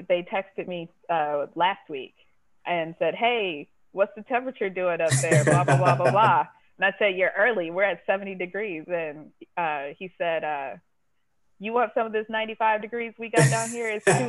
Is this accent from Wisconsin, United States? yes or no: yes; Milwaukee, Wisconsin, United States; now in Chicago, United States; But so I'm from Milwaukee originally.